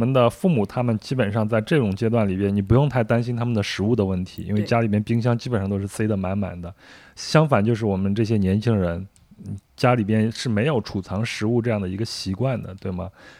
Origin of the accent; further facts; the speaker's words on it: Henan, China; moved away; 我一个河南人，从小在河南长大。